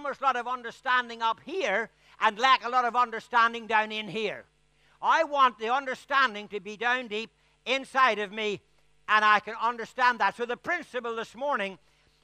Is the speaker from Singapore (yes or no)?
no; Ireland; I'm Irish